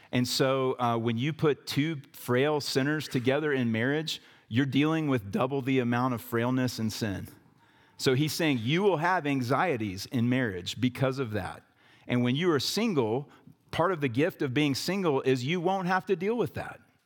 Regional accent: the South, United States; growing up in the South

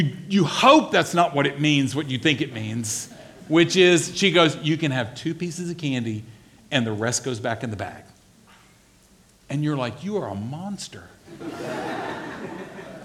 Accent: the South, United States; I grew up in the South

